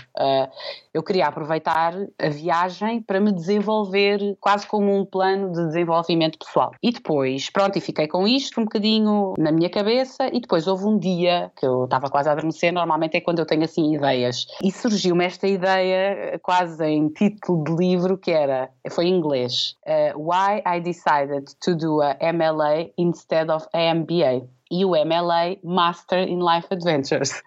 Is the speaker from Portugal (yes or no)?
yes; Portugal; sou portuguesa